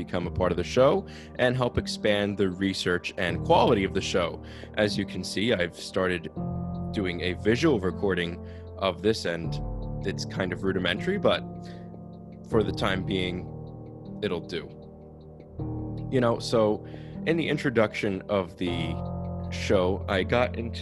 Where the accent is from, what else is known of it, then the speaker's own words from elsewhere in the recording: New Jersey, United States; I'm from New Jersey